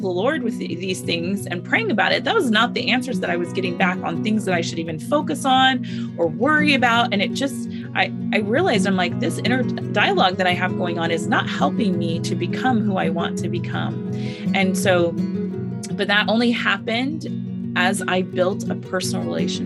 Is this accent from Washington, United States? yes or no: yes; Seattle, Washington, United States; moved away as an adult; also born or lived in Tri-Cities, Eastern Washington; I was actually raised in the Pacific Northwest, so Seattle area